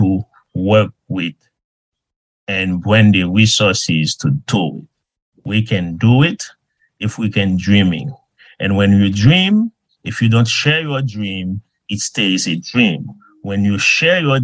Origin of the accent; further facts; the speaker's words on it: Haiti; moved away as an adult; now in United States; when I was a young kid growing up in Haiti